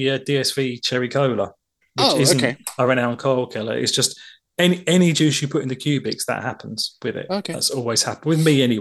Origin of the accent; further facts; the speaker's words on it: London, United Kingdom; obviously I'm from London